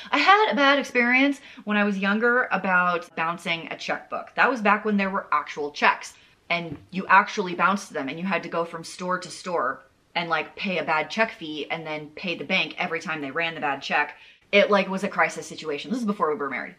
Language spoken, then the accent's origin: English; the South, United States; I'm from the South